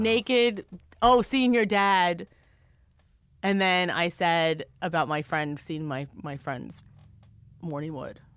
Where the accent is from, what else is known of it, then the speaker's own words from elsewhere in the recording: Maryland, United States; I'm from Maryland